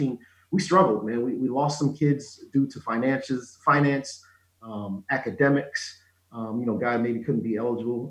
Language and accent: English; New Jersey, United States; moved away as an adult; also born or lived in Philadelphia, Pennsylvania; now in Minnesota, United States; being from Philadelphia, growing up in South Jersey